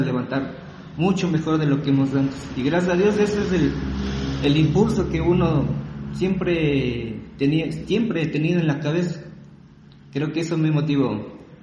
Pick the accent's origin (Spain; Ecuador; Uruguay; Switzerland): Ecuador; also born or lived in Riobamba; soy ecuatoriano. Soy ecuatoriano, tengo 35 años